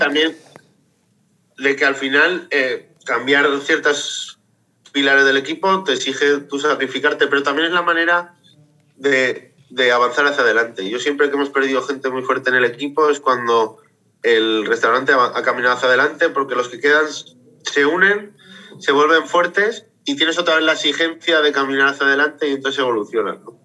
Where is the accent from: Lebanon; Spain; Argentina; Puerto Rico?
Spain; Zaragoza, Aragon; yo soy de Zaragoza y soy maño